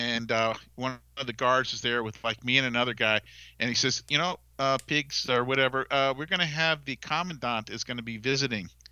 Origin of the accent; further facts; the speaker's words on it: Falmouth, Massachusetts, United States; I'm from Falmouth, Massachusetts